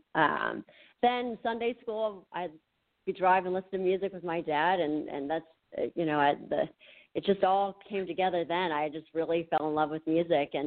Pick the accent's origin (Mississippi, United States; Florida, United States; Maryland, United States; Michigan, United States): Maryland, United States; near Frederick; I am from the Maryland, Washington, D.C. area. I kind of near Frederick a little bit.